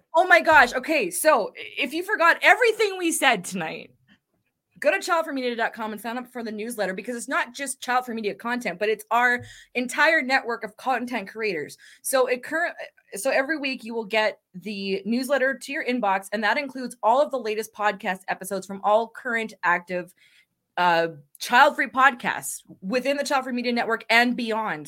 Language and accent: English; Canada; being Canadian